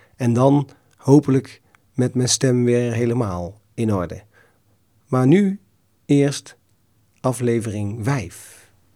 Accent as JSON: {"language": "Dutch", "region": "North Brabant", "country": "Netherlands", "said": "kom ik uit Brabant"}